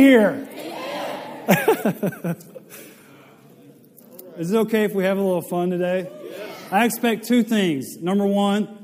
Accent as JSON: {"language": "English", "town": "West Monroe", "region": "Louisiana", "country": "United States", "tie": "born or raised there", "also_born_or_lived": "Tennessee", "moved": "as an adult", "said": "I grew up in Louisiana, just down the road in West Monroe, Louisiana."}